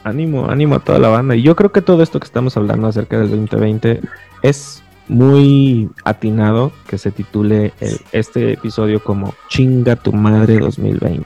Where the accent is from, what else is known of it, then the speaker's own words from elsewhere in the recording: Guadalajara, Jalisco, Mexico; he ido creciendo acá en Guadalajara con los charros